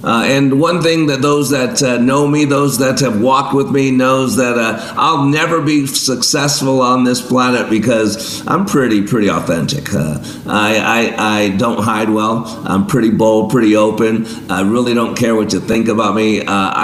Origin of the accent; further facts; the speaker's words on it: Las Vegas, Nevada, United States; I grew up in Vegas